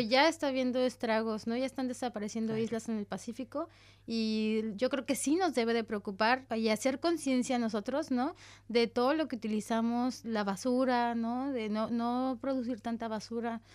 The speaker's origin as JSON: {"language": "Spanish", "country": "Mexico", "moved": "yes", "said": "Como decimos en México"}